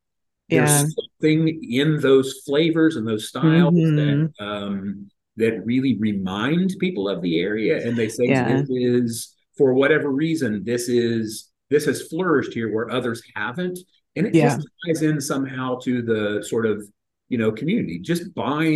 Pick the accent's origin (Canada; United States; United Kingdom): United States; Cincinnati, Ohio; growing up in the Cincinnati area